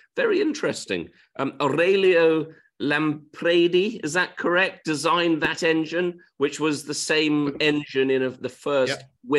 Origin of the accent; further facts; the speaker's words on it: Swindon, South West England, United Kingdom; born there; I wasn't from Portsmouth. And I think I was born in Swindon, actually.